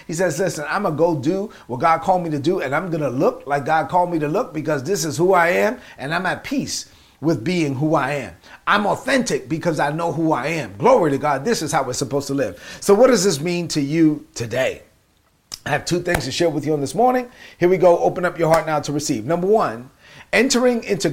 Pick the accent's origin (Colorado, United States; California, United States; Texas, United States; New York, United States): New York, United States; New York City; accent: Brooklyn; I sound like I'm from Brooklyn. You know why? Because I'm from Brooklyn